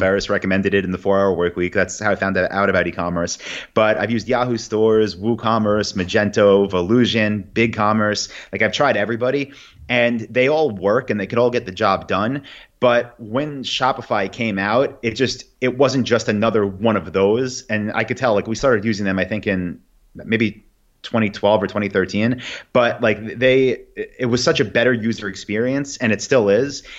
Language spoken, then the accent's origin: English; New York, United States; also born or lived in Saigon, Vietnam; now in Austin, United States; I am from New York and got a lot of friends here and family